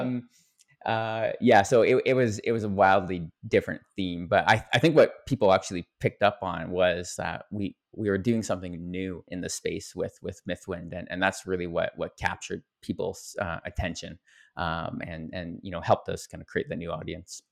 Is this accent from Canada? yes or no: yes; Canada; I'm a Canadian